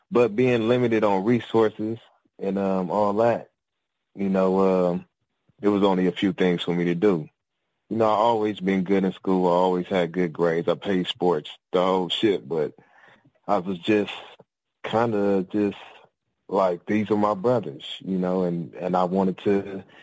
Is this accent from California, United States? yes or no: yes; Compton, California, United States; I'm from Compton, California.